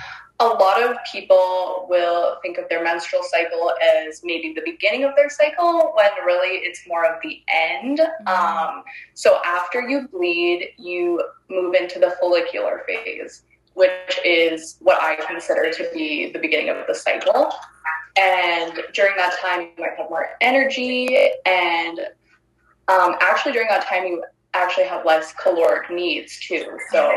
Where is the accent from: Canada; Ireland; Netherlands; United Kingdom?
Canada; Ontario; moved away as an adult; now in Northern British Columbia, Canada; I'm originally from Ontario. We've only lived here for a few months.